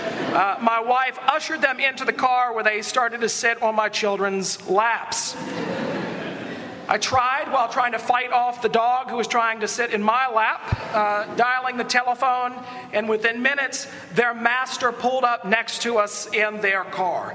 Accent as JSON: {"language": "English", "region": "the South", "country": "United States", "tie": "born or raised there", "said": "Growing up in the South, nearly all of us would say that we're Christians"}